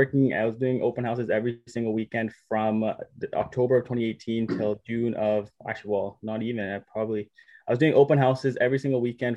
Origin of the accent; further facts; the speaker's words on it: Surrey, British Columbia, Canada; Born and raised in Surrey, BC.